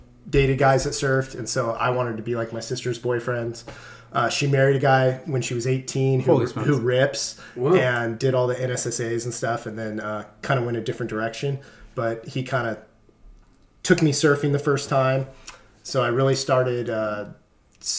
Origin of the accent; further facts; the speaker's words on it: Mission Viejo, California, United States; I was born in Mission Viejo, California